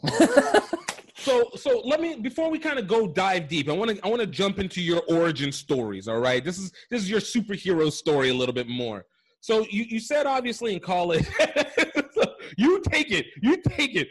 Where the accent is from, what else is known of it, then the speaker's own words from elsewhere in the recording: Iowa, United States; I'm an Iowa guy too. I was I was raised in Iowa